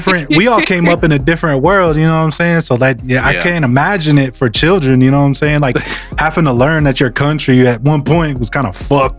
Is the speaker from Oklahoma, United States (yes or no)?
yes; Oklahoma, United States; I'm from Oklahoma, from the red dirt.